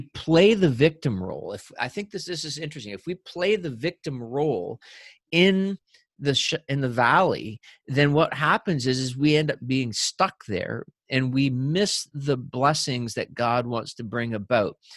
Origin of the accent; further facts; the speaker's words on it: New Brunswick, Canada; when I was a kid growing up in New Brunswick